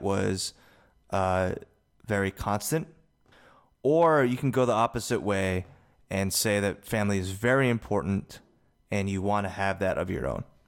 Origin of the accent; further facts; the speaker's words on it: United States; also born or lived in South Korea; I was adopted from Korea to America